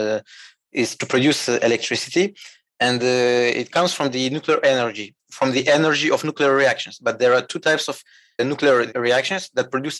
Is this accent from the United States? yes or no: no; Moldova; now in France; I'm from Moldova. Small country in Eastern Europe, but right now, for some time actually, I live and work in France.